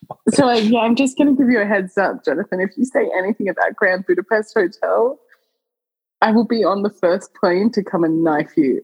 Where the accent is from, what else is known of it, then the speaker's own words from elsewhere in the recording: Australia; the Australian